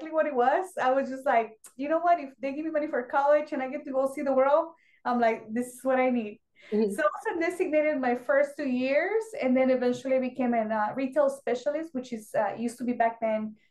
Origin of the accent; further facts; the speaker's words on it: Mexico; English is a second language; moved away as an adult; now in United States; I was born and raised in Mexico, so I didn't speak English.